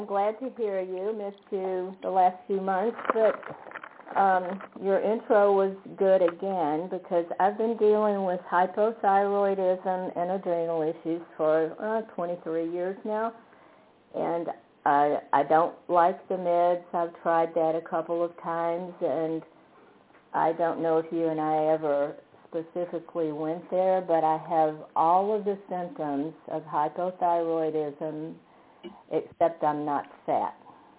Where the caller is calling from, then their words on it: Fredericksburg, United States; I'm calling from Fredericksburg.